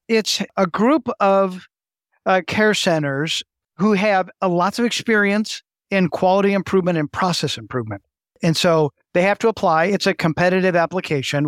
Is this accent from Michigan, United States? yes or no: yes; West Michigan, United States; also born or lived in Cleveland, United States / Baltimore, United States; I grew up in the West Michigan area